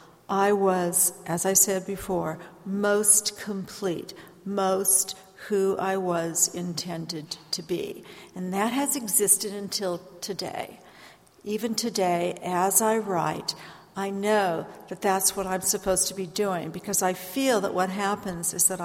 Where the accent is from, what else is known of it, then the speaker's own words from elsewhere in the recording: San Francisco Bay Area, California, United States; moved away as an adult; also born or lived in Ohio; now in Pacific Northwest, United States; I was born in Ohio. I grew up in the San Francisco Bay Area.